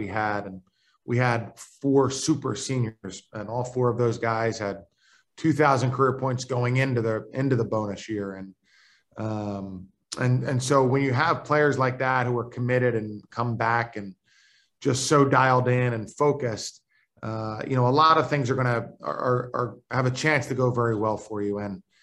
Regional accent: Philadelphia, Pennsylvania, United States; now in Richmond, United States; I'm from Philadelphia

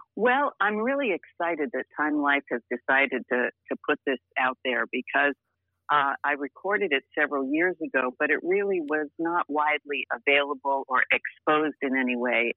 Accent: Hackensack, New Jersey, United States; also born or lived in Teaneck, New Jersey; my dad and mom lived in uh, Teaneck, New Jersey, uh, and I was born in Hackensack Hospital

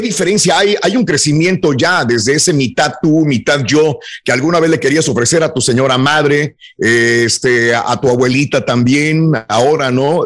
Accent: Mexico; como mexicano

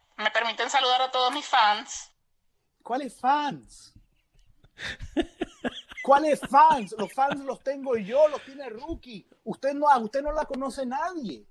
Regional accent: Nicaragua; Yo soy nicaragüense porque ahí nací, yo soy nicaragüense porque soy.

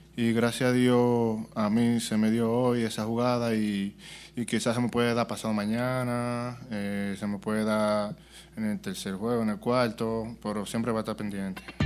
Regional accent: Dominican Republic; moved away; uno viene de, de un barrio allá, que tú sabes, y un, un pueblo

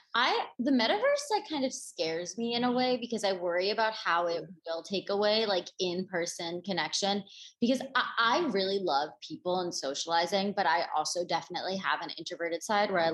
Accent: East Coast, United States; also born or lived in Los Angeles, California; now in New York, United States; I'm from the East Coast

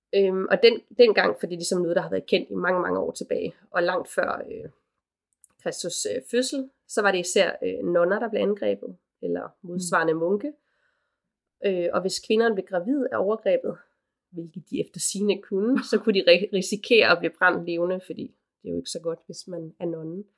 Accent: Aarhus, Central Denmark Region, Denmark; now in Copenhagen, Denmark; Aarhus, hvor jeg kommer fra oprindeligt. Og så bare her hjemme i København

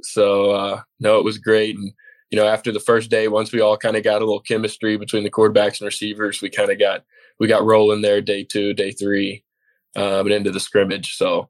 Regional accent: Lubbock, Texas, United States; also born or lived in Midland, Texas; So Lubbock, I grew up in Lubbock, and graduated my senior year in Midland.

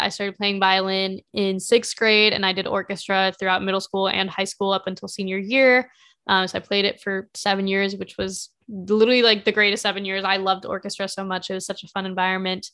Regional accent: Carmel, Indiana, United States; also born or lived in Spain / Mexico; we moved to a different house in Carmel, Indiana, and then that's where we stayed for the following thirteen years

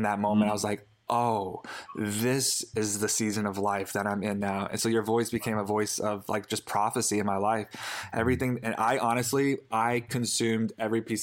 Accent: the Bible Belt, United States; growing up in the Bible Belt

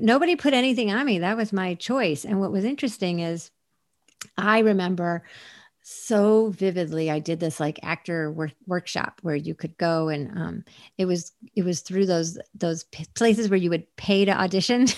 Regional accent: Syracuse, New York, United States; moved away as an adult; also born or lived in Portland / Los Angeles; Syracuse was like a very, is a, was a very Rust Belt depressed town when I, when I was growing up there

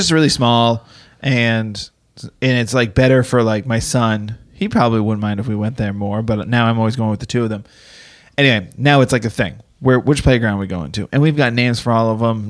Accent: East Coast, United States; moved away; I grew up on the East Coast, so we had snow.

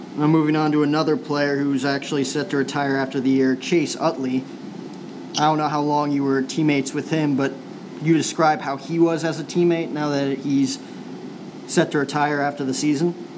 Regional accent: New Jersey, United States; moved away as an adult; now in Arizona, United States; I'm actually from New Jersey

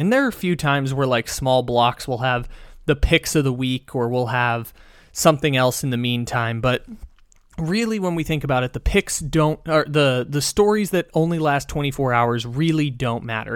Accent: San Diego, California, United States; growing up in San Diego

